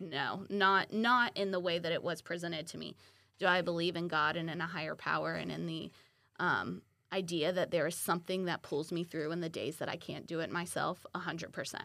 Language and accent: English; Milton, Florida, United States; now in Pensacola, United States; born and raised in Milton, Florida, uh, now live in Pensacola